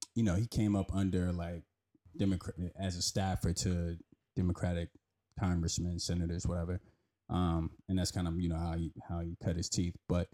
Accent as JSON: {"language": "English", "region": "North Carolina", "country": "United States", "said": "I told him I was from North Carolina."}